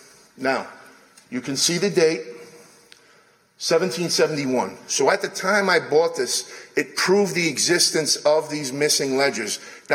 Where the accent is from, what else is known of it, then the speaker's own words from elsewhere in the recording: New York, United States; accent: New York; My New York accent